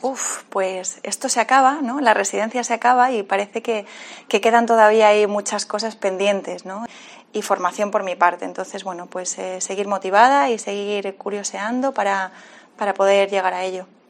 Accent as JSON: {"language": "Spanish", "town": "San Cristóbal de La Laguna", "region": "Canary Islands", "country": "Spain", "tie": "born or raised there", "also_born_or_lived": "Spanish mainland", "moved": "yes", "lives_now": "Alicante, Spain", "said": "nací en Tenerife, nací en Canarias. Y lo que pasa que, bueno, he dado muchas vueltas ya por, la península, pero, pero nací en, La Laguna, lagunera."}